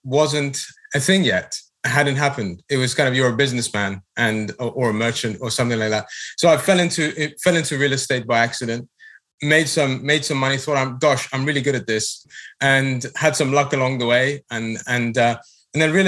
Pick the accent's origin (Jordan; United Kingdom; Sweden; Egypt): United Kingdom; moved away as an adult; now in United States; Brexit happened in my home country